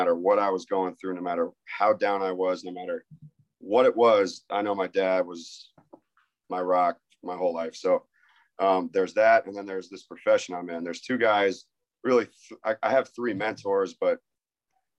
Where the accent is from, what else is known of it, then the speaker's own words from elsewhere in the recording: Tampa, Florida, United States; also born or lived in New York; born and raised in Tampa, Florida, and really born in New York, but then we moved to Florida when I was two